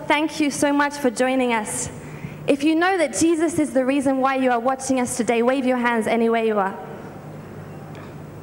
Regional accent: United Kingdom; now in Lagos, Nigeria; I'm originally from the United Kingdom

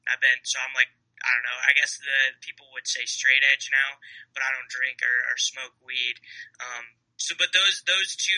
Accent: Salina, Kansas, United States; also born or lived in Billings, Montana; Salina, Kansas, where I was born or was raised, pretty much where I went to school

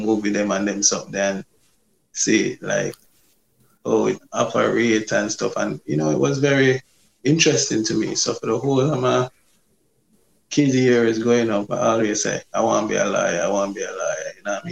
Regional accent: Portmore, Saint Catherine, Jamaica; I grew up in Bridgeport, in Portmore. Yeah, born and grew.

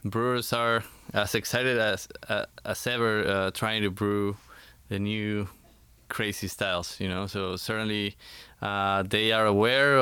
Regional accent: Mexico City, Mexico; I was born and raised in Mexico City.

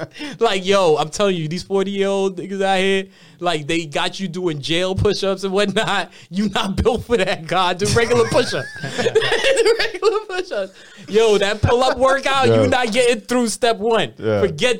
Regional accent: Miami, Florida, United States; And I'm from Miami, Florida, shit. Right? I'm from Miami, Florida, and you know who I know

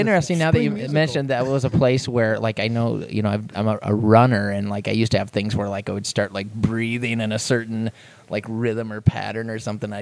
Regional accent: Waterloo, Iowa, United States; moved away as an adult; I lived in Iowa

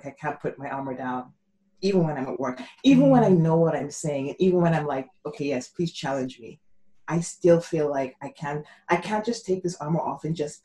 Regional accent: Nigeria; moved away; I'm Nigerian as well. My parents still live in Nigeria. So I grew up in a very, you know, my dad was a general in the army

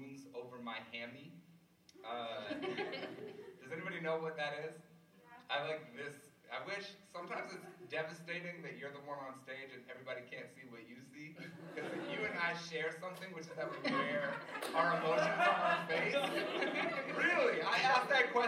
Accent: Cincinnati, Ohio, United States; I'm just from Cincinnati

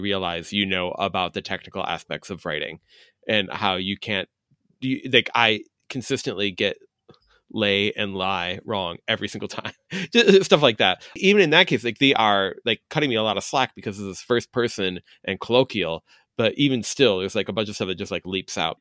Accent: Chicago, Illinois, United States; I'm a Chicagoan

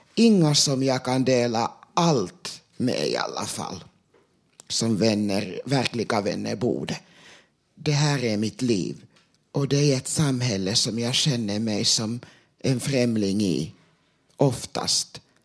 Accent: Sweden; first language Finnish; Swedish is a second language; jag är född och uppvuxen i Sverige

